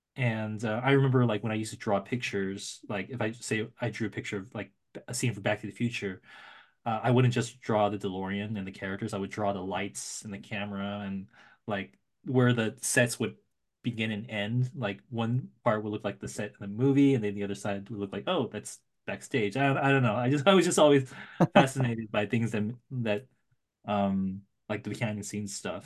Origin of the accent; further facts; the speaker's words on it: San Francisco Bay Area, California, United States; now in Los Angeles, United States; I grew up in the Bay Area